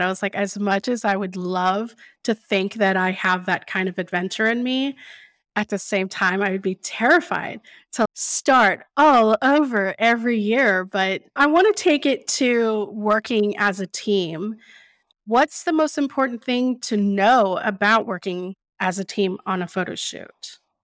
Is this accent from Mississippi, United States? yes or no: no; Austin, Texas, United States; also born or lived in San Angelo, Texas; I was born and raised in Austin